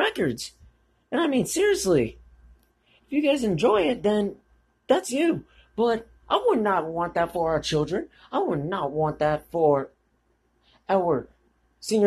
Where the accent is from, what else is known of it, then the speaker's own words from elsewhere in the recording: United States; as an American